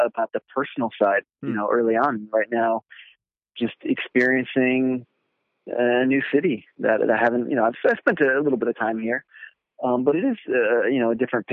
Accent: Fort Lauderdale, Florida, United States; Fort Lauderdale, which is my hometown

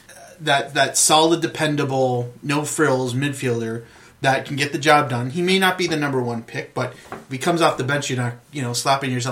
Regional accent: Canada; I would like to think that that as a Canadian soccer supporter, you kind of you know you, you hear of a Canadian who goes high in the draft.

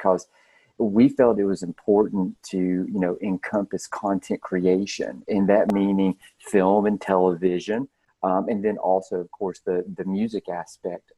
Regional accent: the South, United States; I'm born and raised in the South

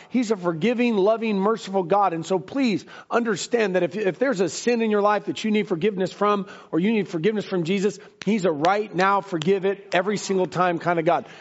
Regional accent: United States; I was born and raised in America

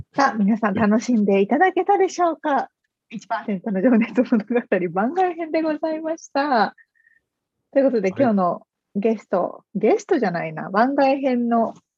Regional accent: Yamanashi, Japan; 山梨にいる田舎者

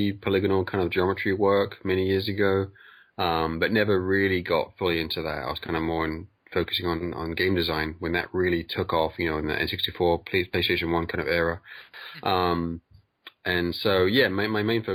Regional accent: England, United Kingdom; I'm from England.

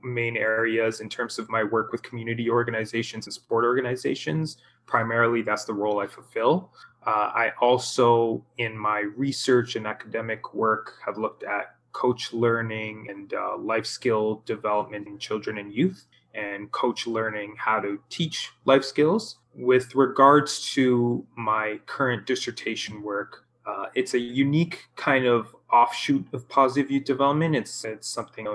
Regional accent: Canada; growing up in Canada

